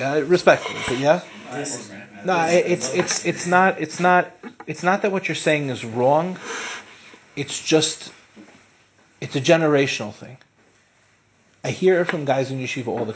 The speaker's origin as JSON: {"language": "English", "town": "Lawrence", "region": "New York", "country": "United States", "tie": "born or raised there", "also_born_or_lived": "Far Rockaway, New York", "said": "we moved from Far Rockaway to Lawrence, which in the five towns at the time was like a move up"}